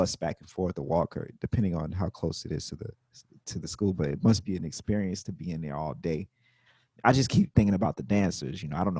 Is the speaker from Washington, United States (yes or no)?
no; Mississippi, United States; I'm from Mississippi.